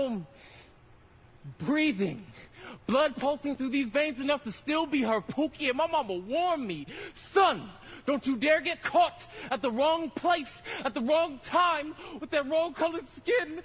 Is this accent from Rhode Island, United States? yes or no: no; Stockton, California, United States; I'm from Southside Stockton.